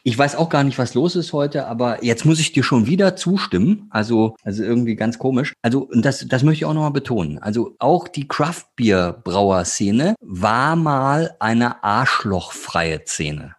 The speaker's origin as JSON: {"language": "German", "region": "Northern Germany", "country": "Germany", "said": "Ich jetzt als Norddeutscher"}